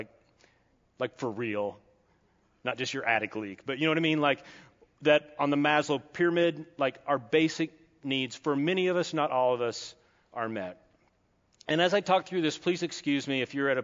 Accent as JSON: {"language": "English", "region": "Kentucky", "country": "United States", "said": "I'm from Kentucky."}